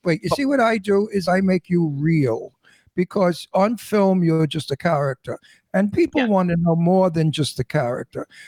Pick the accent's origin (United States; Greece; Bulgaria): United States; New York City, New York; accent: New York; also born or lived in Manhattan / Florida / Doylestown, Pennsylvania; now in Palm Springs, United States; I'm a New Yorker. I'm born and raised in Brooklyn, New York